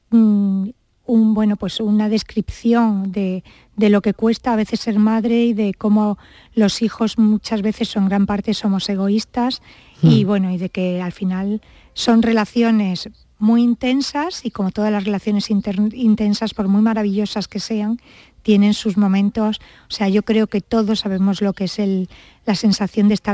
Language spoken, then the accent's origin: Spanish; Almería, Andalusia, Spain; born or raised there; also born or lived in Granada